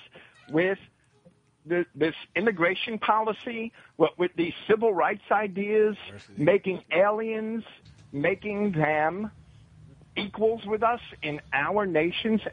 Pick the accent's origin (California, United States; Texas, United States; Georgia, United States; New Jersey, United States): New Jersey, United States; now in Florida, United States; I was raised in New Jersey, and I'm a Yankee